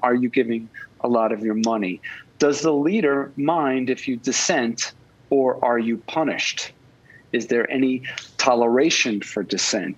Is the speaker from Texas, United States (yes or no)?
no; Long Island, New York, United States; now in Manhattan, United States; I grew up in Long Island in a middle class uh, family